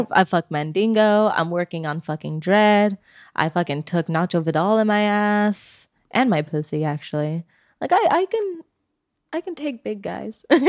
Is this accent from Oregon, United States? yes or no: yes; Oregon, United States; now in California, United States; I'm from Oregon